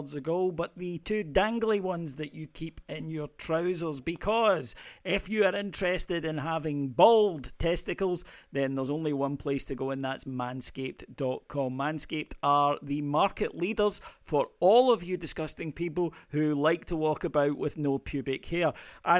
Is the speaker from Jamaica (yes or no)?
no; Ayrshire, Scotland, United Kingdom; I'm from Ayrshire